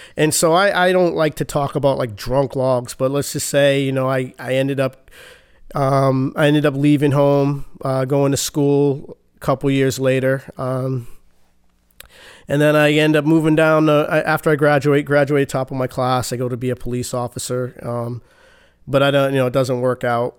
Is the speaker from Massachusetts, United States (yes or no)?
yes; Boston, Massachusetts, United States; Born and raised Boston, Massachusetts.